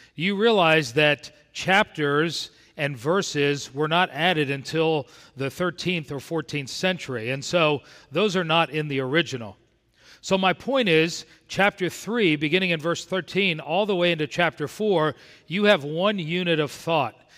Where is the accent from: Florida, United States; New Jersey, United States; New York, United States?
Florida, United States; South; I grew up in South Florida